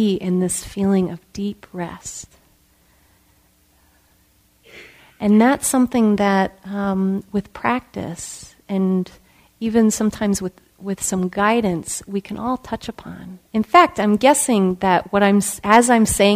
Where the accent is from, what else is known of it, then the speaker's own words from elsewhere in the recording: just outside of Chicago, Illinois, United States; I grew up in Illinois, and just outside of Chicago